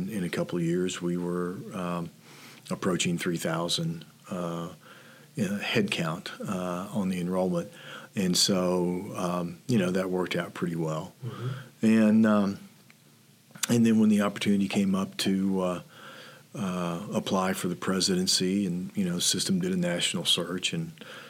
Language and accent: English; northwestern Arkansas, United States; moved away as an adult; also born or lived in Oklahoma; now in Nebraska, United States; grew up in northwestern Arkansas and spent a lot of time in Fayetteville at the University of Arkansas